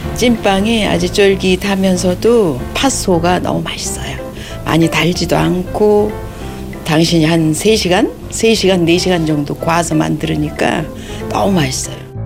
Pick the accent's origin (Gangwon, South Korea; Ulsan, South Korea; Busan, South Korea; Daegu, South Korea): Gangwon, South Korea; now in Seoul, South Korea; 강원도에서 자랐으니까 엄마하고 같이 했으니 팥죽도 잘 쓰고